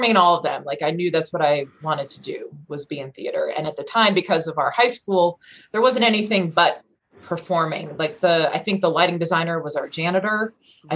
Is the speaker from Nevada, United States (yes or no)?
no; Rockville, Maryland, United States; also born or lived in Baltimore, Maryland; I was born in Baltimore, raised in Maryland, the Rockville area. So like a suburb of Washington, DC.